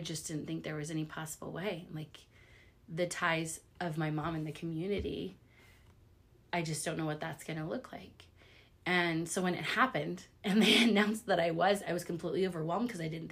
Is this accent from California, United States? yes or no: no; Lee's Summit, Missouri, United States; I grew up here in Lee Summit